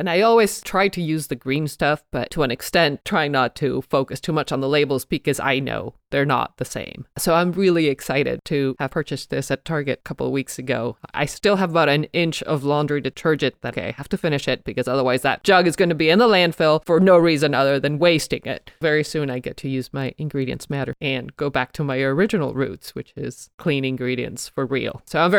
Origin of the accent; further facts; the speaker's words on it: Mexico City, Mexico; moved away as an adult; now in United States; I was raised in Mexico City